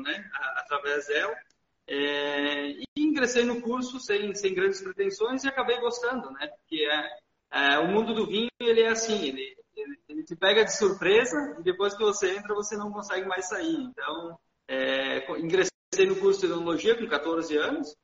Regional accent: Garibaldi, Rio Grande do Sul, Brazil; eu sou natural aqui de Garibaldi, né? Nasci, me criei ah, aqui na, na cidade mesmo

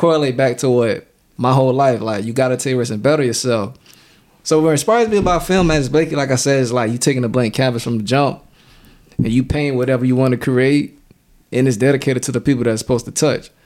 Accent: Savannah, Georgia, United States; born or raised there; also born or lived in New York City

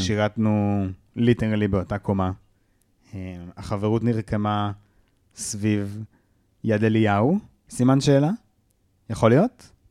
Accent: Kiryat Ono, Central District, Israel; בתרבות הקריית אונואית שבה גדלתי

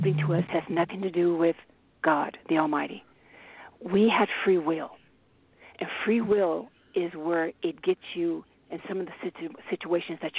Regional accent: Bay Area, California, United States; also born or lived in Germany / Paris, France; I grew up in the Bay Area

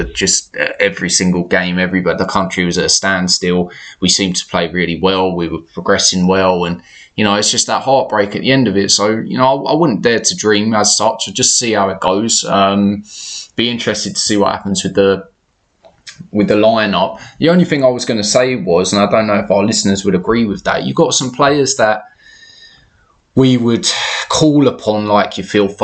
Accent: England, United Kingdom; I'm English born and bred

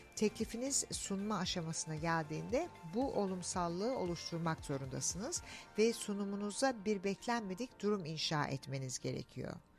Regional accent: Australia; also born or lived in Turkey; ben Türk'üm tabii ki ama Avustralya'da büyüdüm.

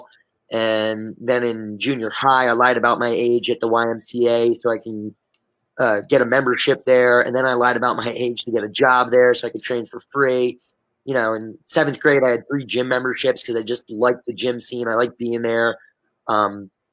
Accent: Delaware County, Pennsylvania, United States; I grew up in Delaware County, Pennsylvania

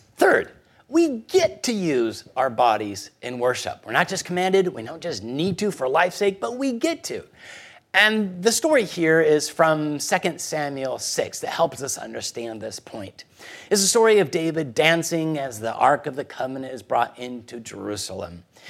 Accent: Guatemala City, Guatemala Department, Guatemala; moved away; I was born in Guatemala City.

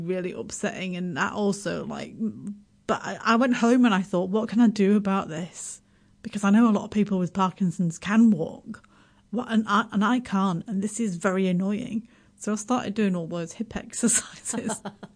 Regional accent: Yorkshire and the Humber, United Kingdom; now in New Zealand; I'm from Yorkshire, I'm from Yorkshire

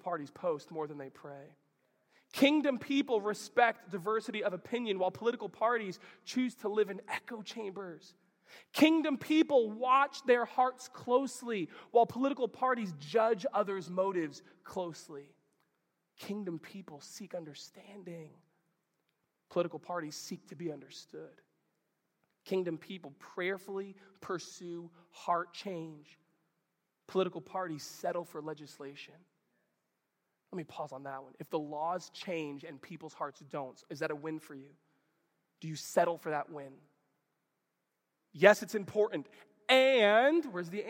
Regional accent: United States; I'm a follower of Jesus who just so happens to be American

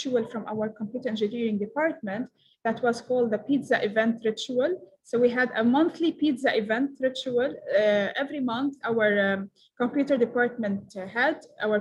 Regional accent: Palestine; I'm from Palestine.

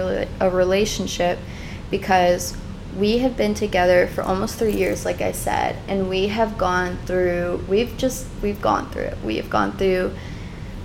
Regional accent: Chicago, Illinois, United States; I was born and raised in Chicago

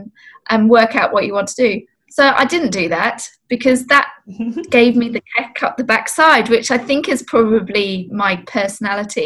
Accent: England, United Kingdom; now in Australia; I grew up in England

